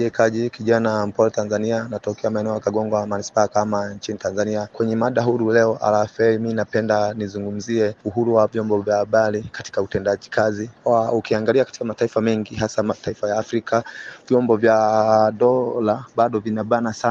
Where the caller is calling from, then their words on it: Masisi, North Kivu, DR Congo; natokea DRC mkoa wa Masisi.